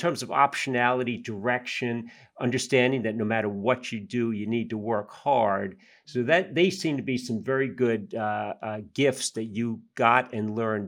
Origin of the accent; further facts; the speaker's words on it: Yonkers, New York, United States; I grew up in Yonkers, so just north of New York City.